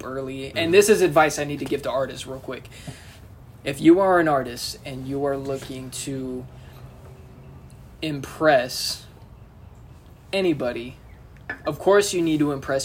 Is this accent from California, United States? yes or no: yes; Inland Empire, California, United States; I'm actually from the Inland Empire